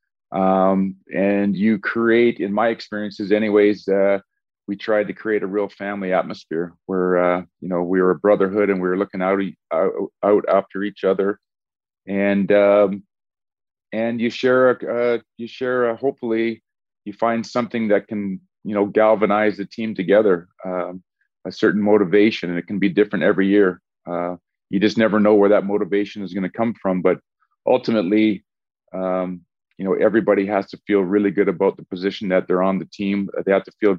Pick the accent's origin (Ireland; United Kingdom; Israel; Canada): Canada; Edmonton, Alberta; also born or lived in Portland, Oregon; we all started there when we're 18 years old in an expansion team in my hometown.